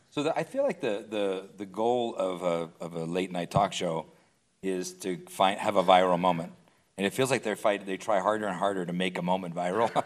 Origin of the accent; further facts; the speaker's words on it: Phoenix, Arizona, United States; I grew up in Phoenix, Arizona, in a small, just a very small movie market.